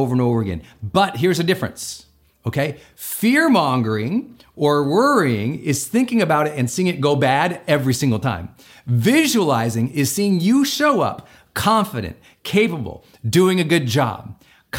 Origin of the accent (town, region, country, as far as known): Montana, United States; born or raised there